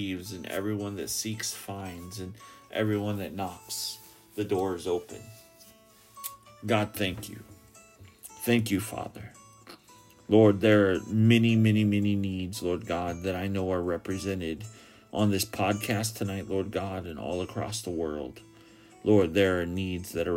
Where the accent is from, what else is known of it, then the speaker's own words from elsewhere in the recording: Ketchikan, Alaska, United States; my hometown